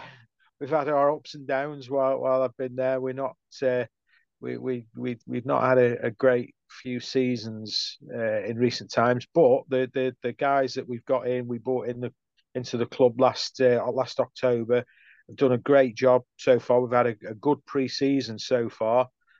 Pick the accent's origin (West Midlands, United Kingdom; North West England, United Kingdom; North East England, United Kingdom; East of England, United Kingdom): West Midlands, United Kingdom; Stoke-on-Trent; I'm born and bred in Stoke.